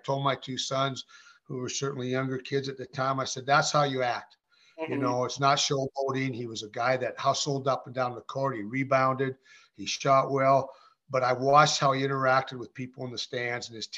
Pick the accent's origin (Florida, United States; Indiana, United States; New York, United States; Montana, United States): Montana, United States; Helena; growing up in Helena